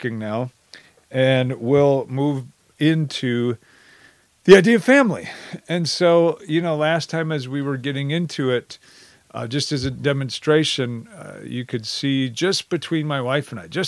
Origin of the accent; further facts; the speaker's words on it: Wisconsin, United States; I come from Wisconsin. I grew up there, heart and soul, go Badgers